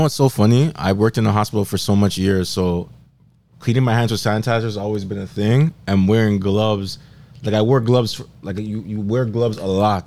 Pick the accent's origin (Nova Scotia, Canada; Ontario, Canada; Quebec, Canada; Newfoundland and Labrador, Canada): Quebec, Canada; Montreal; I was born in Montreal